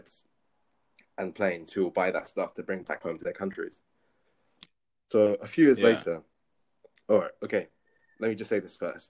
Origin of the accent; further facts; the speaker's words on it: London, United Kingdom; moved away; born and raised in London